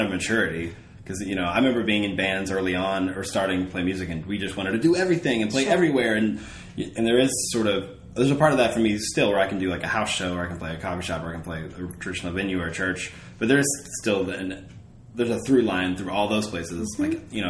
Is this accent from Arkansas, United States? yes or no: yes; Arkansas, United States; For me, I will say, like, I grew up in Southwest Arkansas. My family is from the Midwest, though